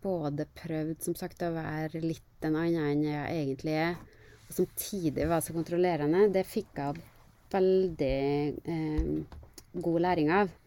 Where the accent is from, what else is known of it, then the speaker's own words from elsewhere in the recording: Kristiansund, Møre og Romsdal, Norway; moved away as an adult; now in Oslo, Norway; jeg er jo en eh, skikkelig nordmøring. Jeg er fra Kristiansund. Er eh, veldig glad i hjembyen min